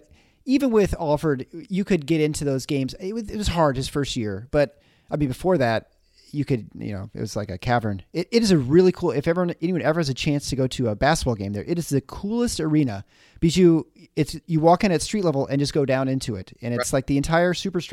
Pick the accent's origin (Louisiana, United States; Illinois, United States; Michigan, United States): Michigan, United States; moved away as an adult; also born or lived in Iowa City, Iowa; coming from Michigan